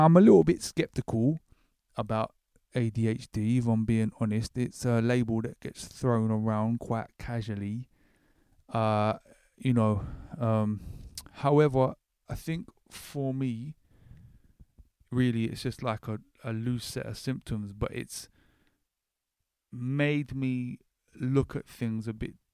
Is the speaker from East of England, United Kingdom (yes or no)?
no; Horley, South East England, United Kingdom; moved away; I grew up in Hawley, which is right next to Gatwick, very close enough I could walk there.